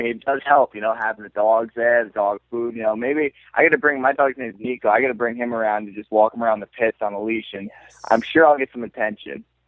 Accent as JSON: {"language": "English", "region": "New York", "country": "United States", "said": "I'm from New York"}